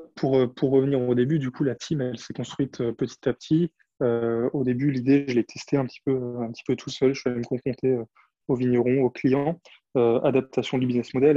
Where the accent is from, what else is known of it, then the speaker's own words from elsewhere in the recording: Champagne wine region, Grand Est, France; moved away; Je suis originaire du vignoble de la Champagne, donc j'ai grandi au milieu des vignes.